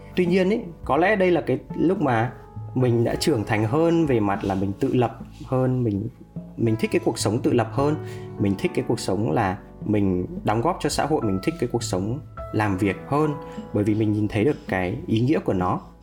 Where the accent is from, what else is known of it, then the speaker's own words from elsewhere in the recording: Vietnam; quê hương mình đất nước mình